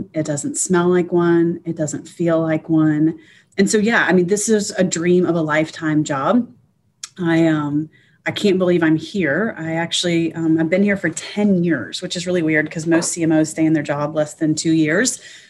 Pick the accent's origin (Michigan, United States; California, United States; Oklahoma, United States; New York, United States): Oklahoma, United States; also born or lived in Texas; now in Memphis, United States; I was driving home from my hometown in Oklahoma back to my house in Texas